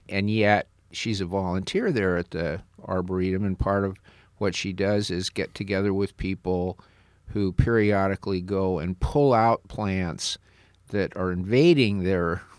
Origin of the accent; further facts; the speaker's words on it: California, United States; now in Iowa, United States; When Wendy and I came out here from California 20 years ago, we had almost never been in the Midwest.